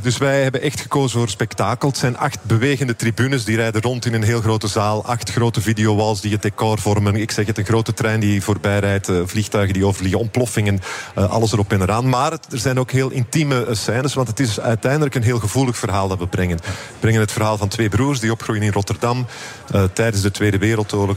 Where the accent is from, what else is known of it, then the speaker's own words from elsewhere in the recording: Flanders, Belgium; Ik ben eh, Europeaan, ik ben Belg en ik ben Vlaming.